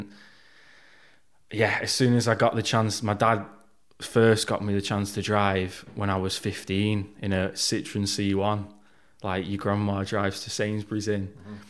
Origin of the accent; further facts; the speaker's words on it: Manchester, North West England, United Kingdom; Yeah, so I grew up around South Manchester. I was always the smallest, shyest kid.